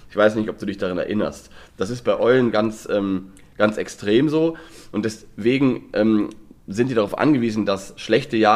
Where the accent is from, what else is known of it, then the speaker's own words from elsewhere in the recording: Lower Saxony, Germany; born there; komme ich ja gebürtig aus Niedersachsen und dort im Nordwesten